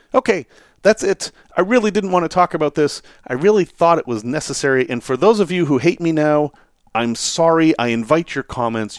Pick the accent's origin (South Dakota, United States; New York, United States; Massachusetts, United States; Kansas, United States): Massachusetts, United States; I grew up in Massachusetts